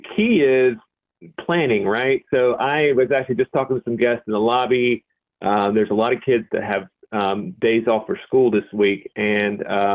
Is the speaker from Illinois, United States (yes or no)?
no; Boone, North Carolina, United States; growing up in the Boone area